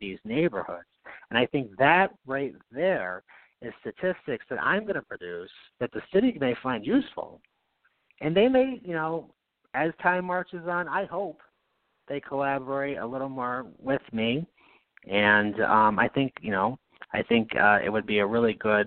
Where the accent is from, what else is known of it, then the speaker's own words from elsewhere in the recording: Knox, New York, United States; moved away as an adult; also born or lived in Berne, New York; now in Albany, United States; I grew up in Knox, which is the next town over.